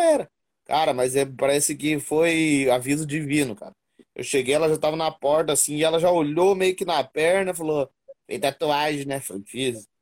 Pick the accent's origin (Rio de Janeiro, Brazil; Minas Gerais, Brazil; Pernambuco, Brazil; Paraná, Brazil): Paraná, Brazil; moved away as an adult; now in São Paulo, Brazil; sou do Paraná